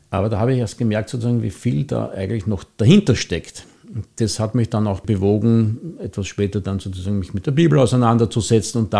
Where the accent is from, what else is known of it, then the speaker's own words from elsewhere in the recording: Mauer, Vienna, Austria; Ich bin hier in Mauer aufgewachsen. Ich bin hier Ministrant gewesen in der Kirche.